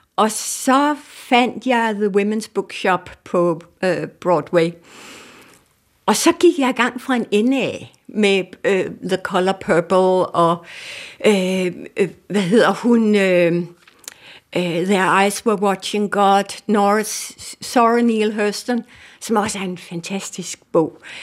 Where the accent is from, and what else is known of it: Denmark